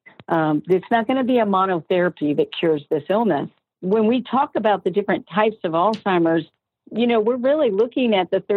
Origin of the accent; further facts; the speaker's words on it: Georgia, United States; moved away; I was from Georgia